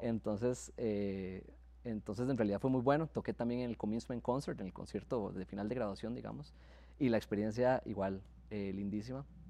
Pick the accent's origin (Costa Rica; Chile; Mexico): Costa Rica; Santo Domingo, Heredia; Yo soy de Santo Domingo